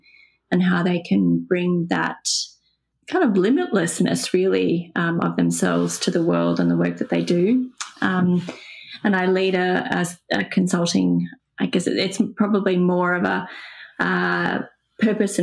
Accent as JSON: {"language": "English", "town": "Sydney", "region": "New South Wales", "country": "Australia", "tie": "born or raised there", "said": "I grew up in Pennon Hills"}